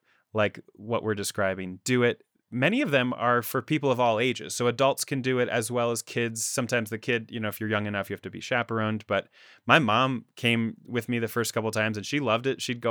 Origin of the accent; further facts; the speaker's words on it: East Coast, United States; I grew up on the East Coast